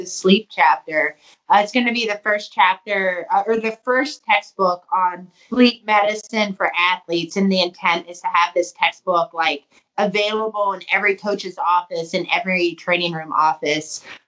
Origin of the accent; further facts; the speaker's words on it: Youngstown, Ohio, United States; also born or lived in Kent, Ohio; I'm from Youngstown